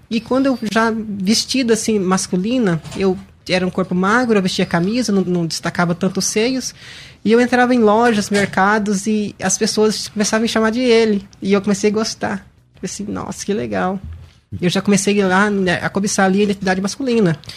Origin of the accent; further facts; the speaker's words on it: Paraná, Brazil; Eu sou natural de, Paraná.